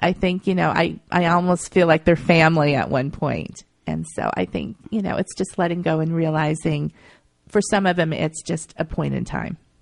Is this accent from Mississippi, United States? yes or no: no; Akron, Ohio, United States; moved away as an adult; now in New York, United States; I grew up in Akron, Ohio, and I had family around me